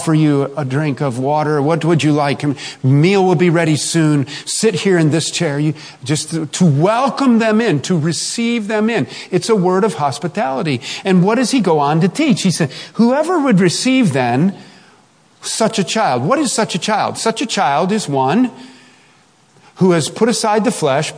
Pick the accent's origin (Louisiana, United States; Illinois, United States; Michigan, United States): Illinois, United States; Chicago; I grew up in South Chicago